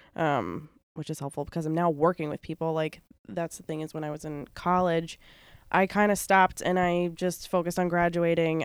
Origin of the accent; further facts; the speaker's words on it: Bridgehampton, New York, United States; I grew up in Bridgehampton